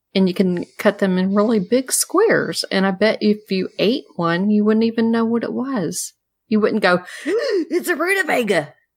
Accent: the South, United States; I'm a girl from the South

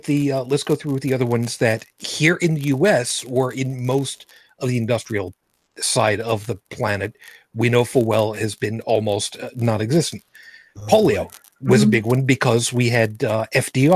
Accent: New York City, New York, United States; my hometown of Brooklyn

